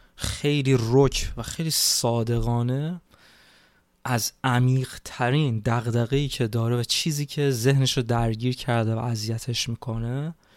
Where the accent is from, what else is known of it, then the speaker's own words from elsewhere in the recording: Iran; moved away as an adult; من تو این چهار سالی که خارج از ایران هستم